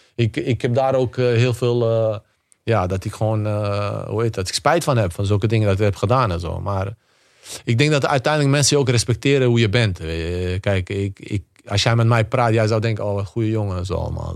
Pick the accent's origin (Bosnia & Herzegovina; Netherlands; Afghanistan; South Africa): Bosnia & Herzegovina; moved away; also born or lived in Spain; bij ons in Bosnië